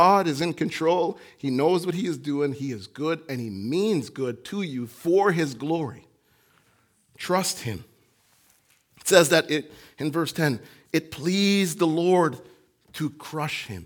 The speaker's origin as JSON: {"language": "English", "country": "Jamaica", "tie": "born or raised there", "moved": "yes", "said": "When I was growing up in Jamaica"}